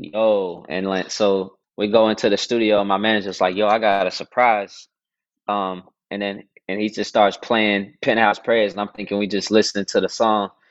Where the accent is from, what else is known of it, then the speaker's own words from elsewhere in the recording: Dallas, Texas, United States; I was born and raised in Dallas, Texas